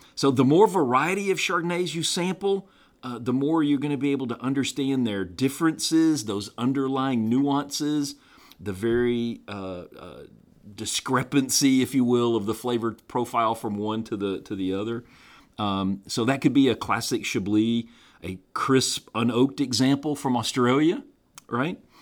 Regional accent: the American South, United States; being a Southerner

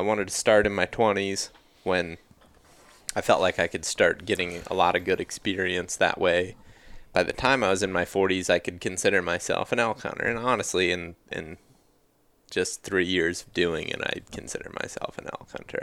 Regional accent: Ohio, United States; growing up in Ohio

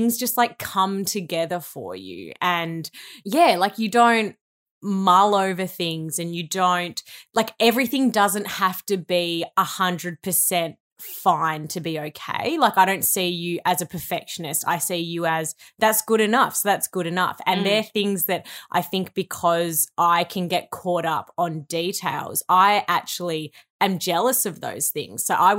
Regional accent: Melbourne, Victoria, Australia; Okay, so we both grew up in Victoria. I grew up in the Bayside area. So I lived in like Hampton, Sandringham and Brighton during my school years.

